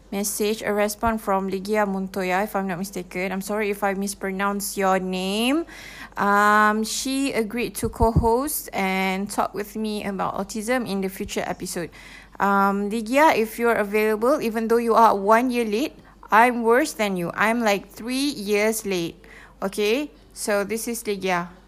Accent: Malaysia; English is a second language; And although I'm from Malaysia, but you guys are so, so nice of you.

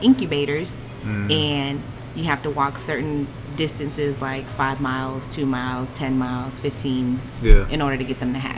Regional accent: Houston, Texas, United States; born there; also born or lived in Georgia, United States; I was born in Houston, Texas.

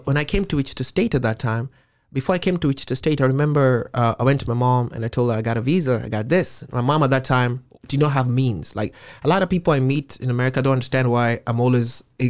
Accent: Nairobi, Kenya; moved away as an adult; now in Seattle, United States; Growing up, I grew up in a poor part of Nairobi.

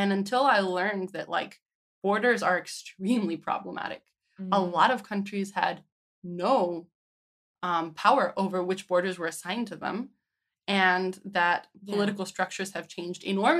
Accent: United States; I guess I grew up in the United States under George Bush.

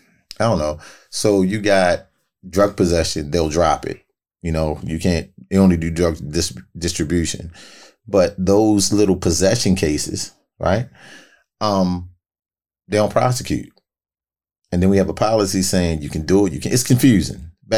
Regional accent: Baltimore, Maryland, United States; Both. I'm from Baltimore, period.

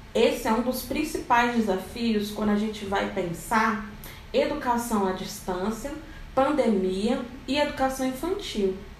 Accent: Rio de Janeiro, Brazil; now in Brasília, Brazil; sou de Brasília, Distrito Federal. Na verdade, eu sou carioca, mas estou em Brasília

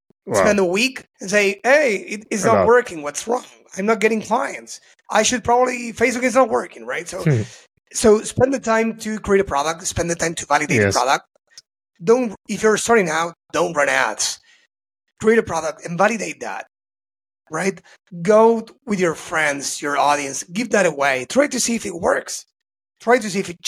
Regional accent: Argentina; I'm from Argentina

